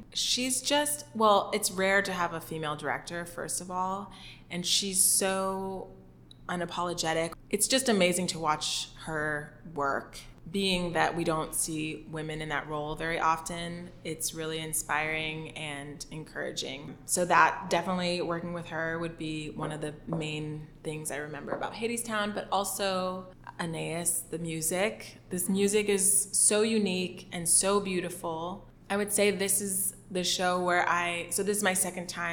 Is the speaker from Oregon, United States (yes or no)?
no; Miami, Florida, United States; moved away; I'm originally from Miami, Florida